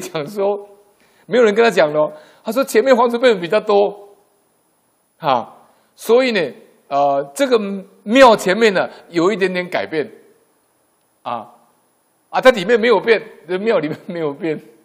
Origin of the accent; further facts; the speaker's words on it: Yilan County, Taiwan; 回罗东老家，因为我们都是宜兰人